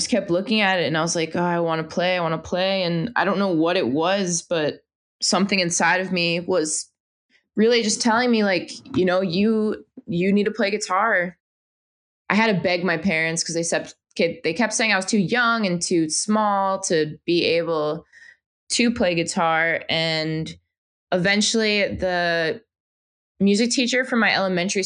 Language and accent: English; New York, United States; now in Los Angeles, United States; I'm originally from New York